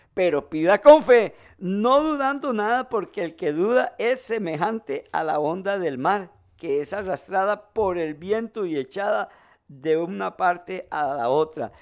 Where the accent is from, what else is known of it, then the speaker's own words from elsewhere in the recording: Costa Rica; como decimos aquí en Costa Rica